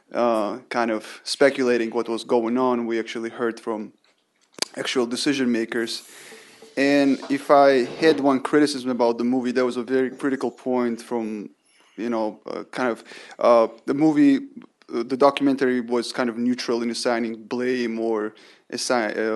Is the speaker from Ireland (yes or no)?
no; Georgia; now in Washington, D.C., United States; I'm from Georgia